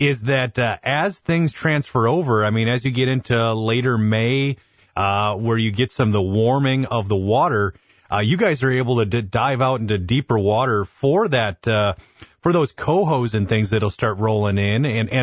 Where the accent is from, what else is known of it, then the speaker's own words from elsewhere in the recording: Sheboygan, Wisconsin, United States; I grew up in Sheboygan